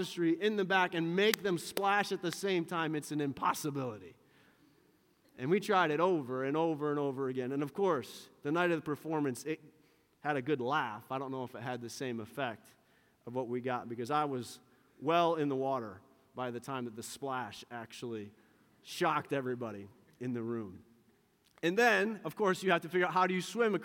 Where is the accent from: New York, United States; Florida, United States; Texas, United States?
New York, United States; Western; the dairy farm that I grew up on here in Western New York